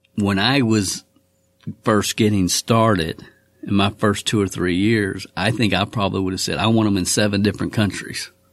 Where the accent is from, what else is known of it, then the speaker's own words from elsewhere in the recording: Kentucky, United States; my home state of Kentucky